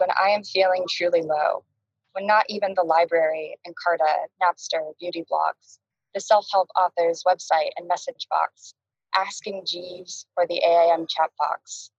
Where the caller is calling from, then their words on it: Brooklyn, New York, United States; And I'm calling from Brooklyn, and I'm currently on my roof and looking out at, I can catch just a glimpse of the Manhattan skyline from here.